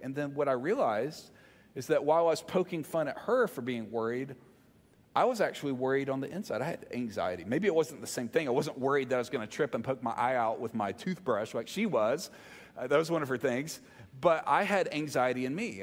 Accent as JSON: {"language": "English", "region": "the South", "country": "United States", "said": "you can tell I'm from the South"}